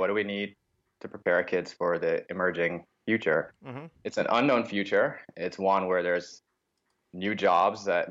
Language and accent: English; Jamaica; moved away; I grew up in Jamaica